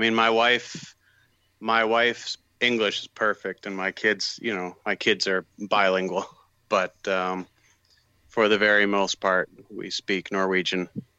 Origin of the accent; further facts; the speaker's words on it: Maine, United States; moved away as an adult; now in Norway; I was born and raised in Maine, over in the States there, and went to college on the East Coast.